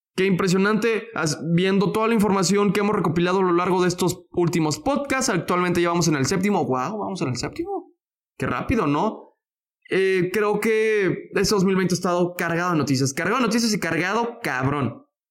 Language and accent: Spanish; Mexico; Como mexicano